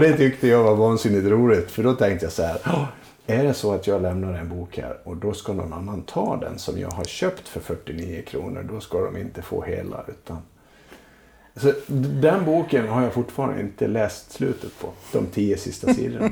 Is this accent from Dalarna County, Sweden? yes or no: yes; Leksand, Dalarna County, Sweden; jag är ju uppvuxen i Leksand